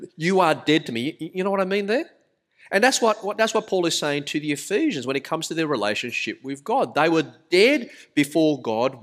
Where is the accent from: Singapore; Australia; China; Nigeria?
Australia; Sydney, New South Wales; accent: thick Australian; I was born in Australia. You can tell by the rather thick accent, but my parents were migrants, migrants from Malaysia